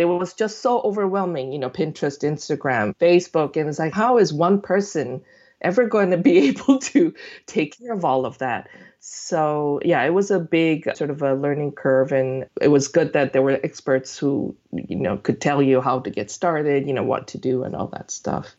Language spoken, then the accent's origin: English; South Korea; moved away; also born or lived in United States; I'm born and raised in Korea, but I lived in the States for, you know, over I guess, twenty years before I went back